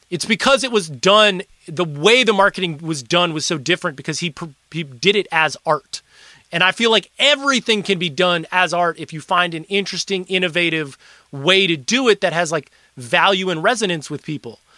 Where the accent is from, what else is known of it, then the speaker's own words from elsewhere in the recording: Milwaukee, Wisconsin, United States; moved away; I was from Milwaukee